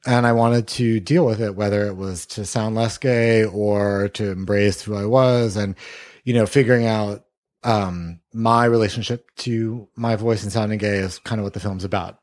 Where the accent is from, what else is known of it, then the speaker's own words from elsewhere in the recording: Columbia, South Carolina, United States; I grew up in Columbia, South Carolina.